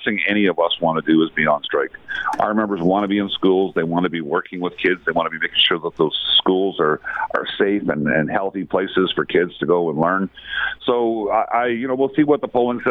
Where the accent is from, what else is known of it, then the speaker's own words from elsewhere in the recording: Vancouver, British Columbia, Canada; I'm from Vancouver.